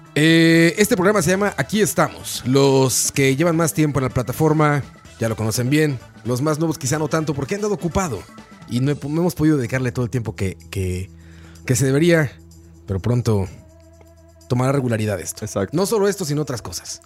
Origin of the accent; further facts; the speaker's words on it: Mexico; moved away; En mi tierra natal se está festejando el Día de los Muertos.